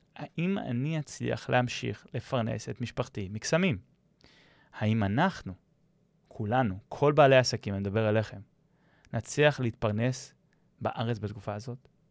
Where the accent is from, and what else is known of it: Israel